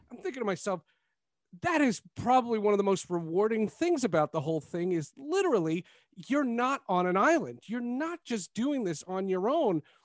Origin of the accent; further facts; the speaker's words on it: New Jersey, United States; I'm from Jersey